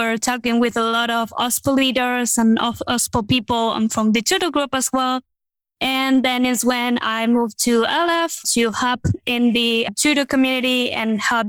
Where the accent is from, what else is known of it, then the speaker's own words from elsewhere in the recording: Madrid, Community of Madrid, Spain; I'm from Spain, Madrid.